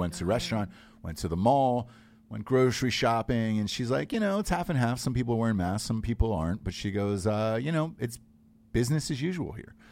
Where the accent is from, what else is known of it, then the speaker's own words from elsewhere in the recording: Georgia, United States; moved away; I was from Georgia